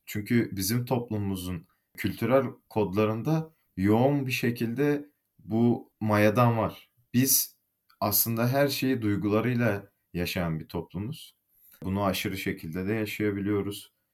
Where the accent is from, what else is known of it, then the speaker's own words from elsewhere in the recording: Malatya, Turkey; moved away as an adult; also born or lived in Bursa; now in Istanbul, Turkey; Aslen Kayısı'nın diyarı e, Malatyalıyım.